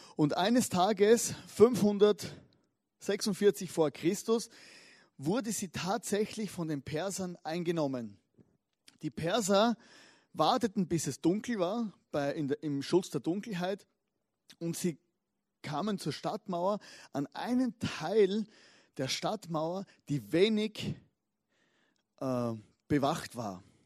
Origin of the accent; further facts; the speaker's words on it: Austria; als Österreicher, äh, als verletzte österreichische Fußballseele